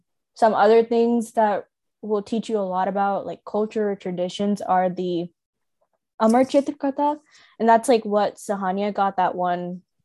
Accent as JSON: {"language": "English", "region": "North India", "country": "India", "said": "I'm from North India, so, right, so"}